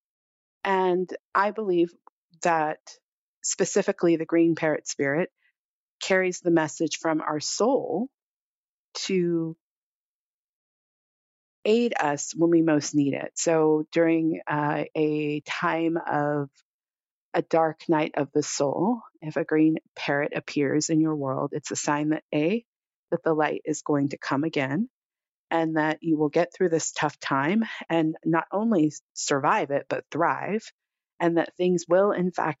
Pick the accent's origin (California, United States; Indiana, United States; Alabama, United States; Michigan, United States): California, United States; South Pasadena; moved away; I grew up here in Los Angeles, in the town of South Pasadena